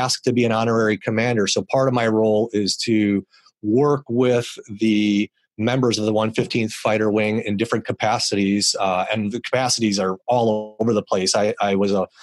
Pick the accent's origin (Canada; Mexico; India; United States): United States; Milwaukee, Wisconsin; I grew up in Milwaukee and loved the Brewers, of course, because I grew up there.